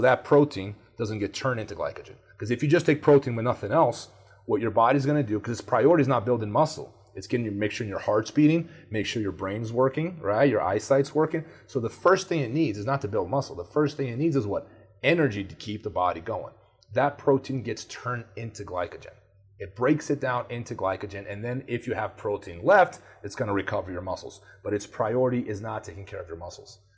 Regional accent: Brazil; moved away; I grew up in Brazil.

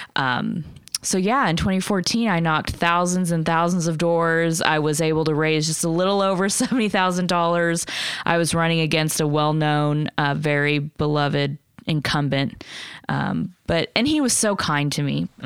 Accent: Lawton, Oklahoma, United States; also born or lived in Nebraska; I grew up in Lawton.

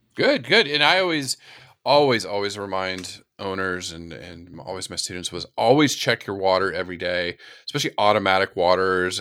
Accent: California, United States; moved away; also born or lived in Florida / the Carolinas; I grew up in California and lived in Florida and the Carolinas

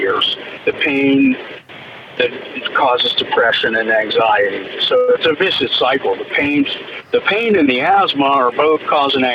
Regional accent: Pittsburgh, Pennsylvania, United States; I'm back from my hometown of Pittsburgh.

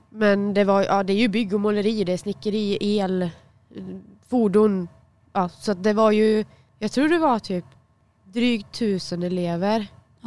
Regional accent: Dannike, Västra Götaland, Sweden; jag var från Dannike

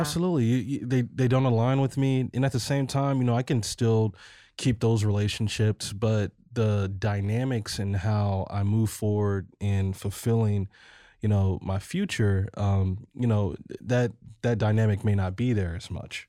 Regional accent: Ferguson, Missouri, United States; also born or lived in Colorado; my hometown Ferguson

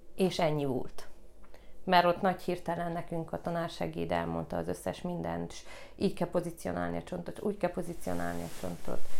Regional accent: Gheorgheni, Harghita County, Romania; also born or lived in Târgu Mureș; Én Gyergyóba is születtem, Gyergyóban nőttem fel, a Bucsi negyedbe

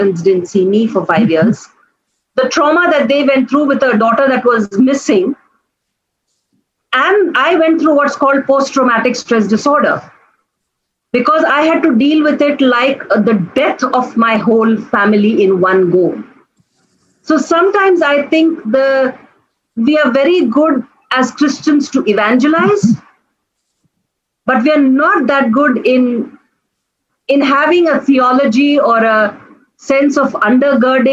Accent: Kanpur, Uttar Pradesh, India; moved away; I was in Kanpur, that's where my hometown is.

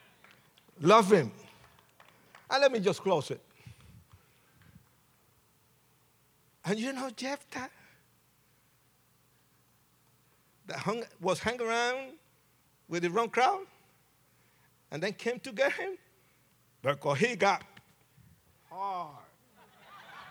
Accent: Puerto Rico; accent: Puerto Rican; moved away; also born or lived in New York City; after I left Puerto Rico, because I'm Puerto Rican, and you can tell by my accent

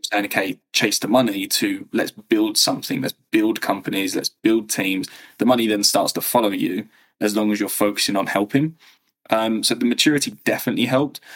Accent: England, United Kingdom; also born or lived in Berlin, Germany; So born, raised in England

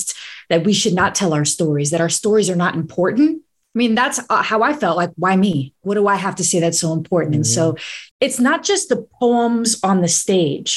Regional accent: New York City, New York, United States; moved away as an adult; now in Philadelphia, United States; I grew up in New York City. That city raised me as a kid.

